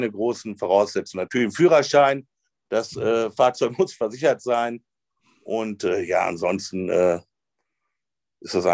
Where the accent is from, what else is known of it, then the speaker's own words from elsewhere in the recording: North Rhine-Westphalia, Germany; ich komme aus dem Münsterland